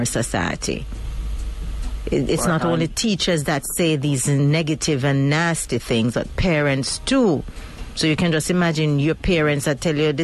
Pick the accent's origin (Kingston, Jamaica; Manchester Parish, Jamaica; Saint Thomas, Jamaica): Manchester Parish, Jamaica; Mandeville; my hometown of Mandeville